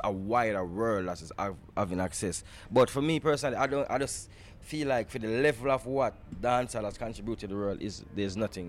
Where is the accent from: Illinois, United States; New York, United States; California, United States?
New York, United States; I grew up in New York. I went to school in New York, so I know what who … is.